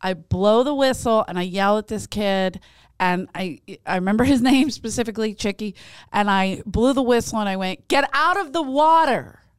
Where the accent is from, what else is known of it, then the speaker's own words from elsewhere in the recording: Ireland; Even as an Irish woman, I'd forgive this English woman.